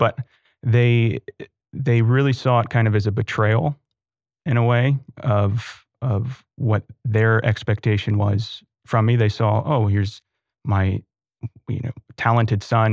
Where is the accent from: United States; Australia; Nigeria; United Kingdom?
United States; Sugar Land, Texas; also born or lived in Austin, Texas; I grew up in Sugarland